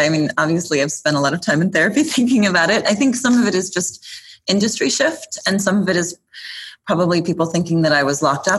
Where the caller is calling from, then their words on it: New York, United States; Soho, New York, and I'm a little tired.